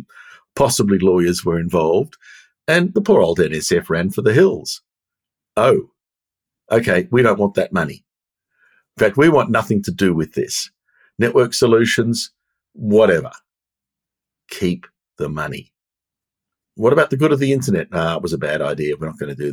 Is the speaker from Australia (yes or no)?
yes; Australia; I'm Australian